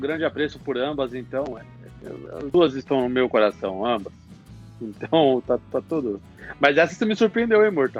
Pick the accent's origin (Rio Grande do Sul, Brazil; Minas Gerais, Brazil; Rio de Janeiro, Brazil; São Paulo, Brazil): São Paulo, Brazil; Todos, todos aqui somos de São Paulo